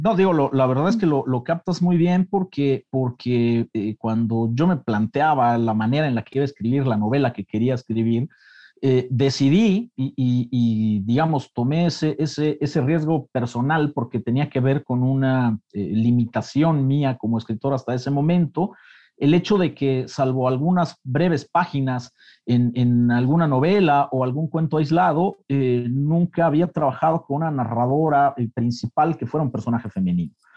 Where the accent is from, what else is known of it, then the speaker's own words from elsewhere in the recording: Mexico; los mexicanos